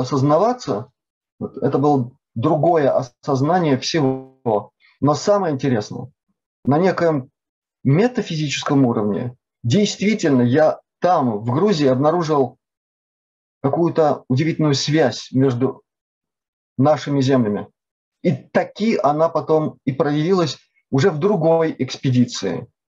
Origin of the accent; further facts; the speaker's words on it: Latvia; Я родился в Латвии, но до этой делегации, до этой поездки в этой делегации, я толком по-латышски вообще не разговаривал